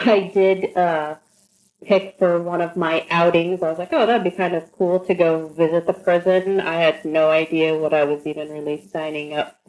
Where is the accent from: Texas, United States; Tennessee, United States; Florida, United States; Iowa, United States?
Iowa, United States; Fort Madison; I'm from little southeast Iowa, Fort Madison, Iowa, which is down in the little southeast corner that borders Missouri and Illinois